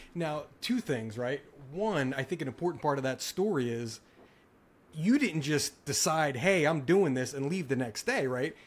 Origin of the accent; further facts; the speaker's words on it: New Jersey, United States; moved away; I'm from the East Coast. I, I'm from South Jersey.